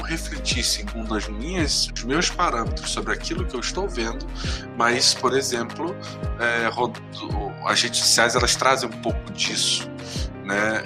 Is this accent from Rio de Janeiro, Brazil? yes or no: yes; Macaé, Rio de Janeiro, Brazil; now in Curitiba, Brazil; Eu sou de Macaé, que fica uma cidade fica fica 160 quilômetros do norte do, da capital do Rio de Janeiro